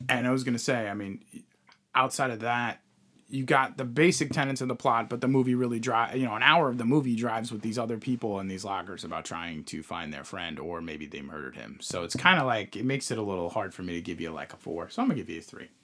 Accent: Long Island, New York, United States; where we grew up on Long Island

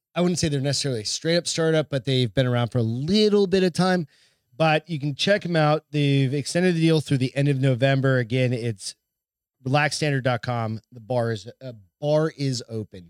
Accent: New Hampshire, United States; I'm from New Hampshire

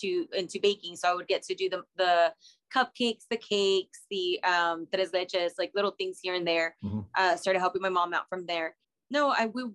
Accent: Reynosa, Tamaulipas, Mexico; now in San Antonio, United States; I was born in Reynosa, Tamaulipas in 87.

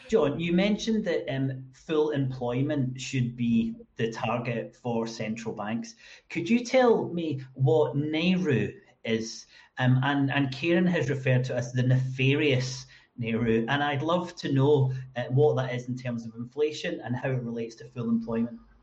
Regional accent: Scotland, United Kingdom; I was born in 1974 in Scotland

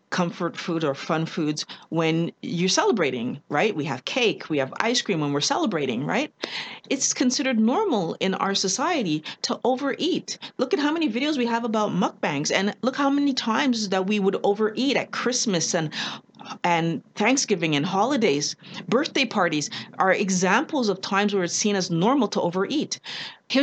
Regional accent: Quebec, Canada; Canadian, born and raised in Quebec with parents from Barbados and Trinidad

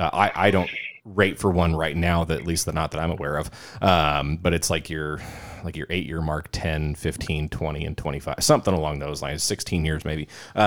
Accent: California, United States; born there; I mean, while I was born in California, I only sort of kind of like during the summers grew up there.

